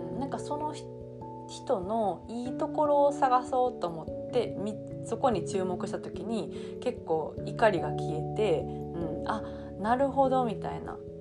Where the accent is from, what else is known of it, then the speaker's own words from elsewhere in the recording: South Osaka, Japan; first language Japanese; 南大阪のあの悪のサラブレッド